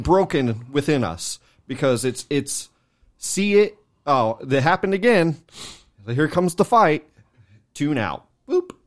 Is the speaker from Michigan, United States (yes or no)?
no; California, United States; moved away; we're from Cali, you know, so we don't live there no more.